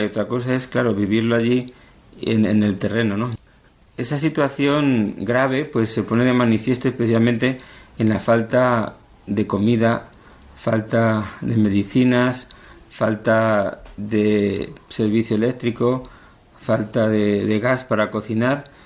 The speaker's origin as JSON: {"language": "Spanish", "town": "Cuenca", "region": "Castilla-La Mancha", "country": "Spain", "tie": "born or raised there", "also_born_or_lived": "Valdeganga", "said": "Yo nací eh, ya hace, bueno, no muchos años, 53 nada más, en Cuenca, aunque yo me crié en un pueblo pequeñito de la provincia de Cuenca, Valdeganga. A los seis años eh, mis padres se trasladaron para aquí, para la ciudad"}